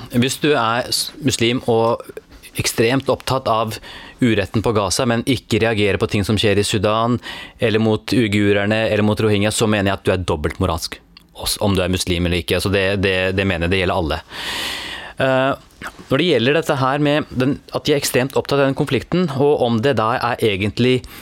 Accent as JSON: {"language": "Norwegian", "country": "Norway", "tie": "born or raised there", "said": "jeg er født og oppvokst i Norge."}